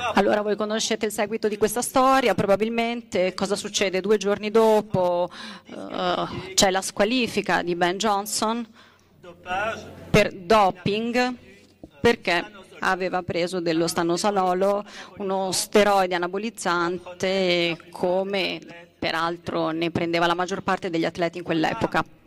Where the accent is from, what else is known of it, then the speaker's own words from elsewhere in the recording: Belgium; io che sono belga